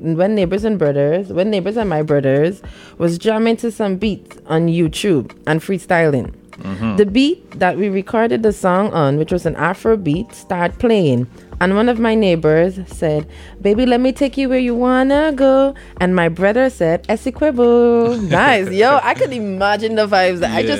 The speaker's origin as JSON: {"language": "English", "area": "Region 3", "region": "Essequibo Islands-West Demerara", "country": "Guyana", "said": "We are all from Region 3. We live in Virgin"}